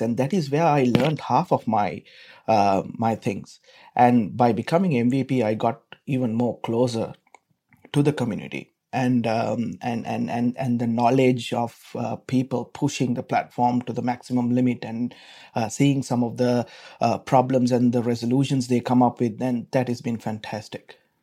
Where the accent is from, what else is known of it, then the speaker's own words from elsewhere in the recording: Sri Lanka; moved away as an adult; now in Melbourne, Australia; I'm from Sri Lanka.